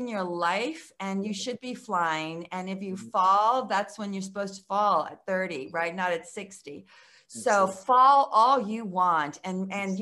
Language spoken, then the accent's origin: English; Mexico; moved away; I was born in Mexico.